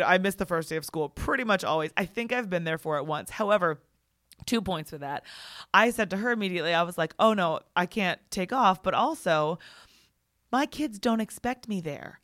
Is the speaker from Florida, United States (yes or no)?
no; Virginia, United States; also born or lived in Maryland; in second grade, we moved from Maryland to Virginia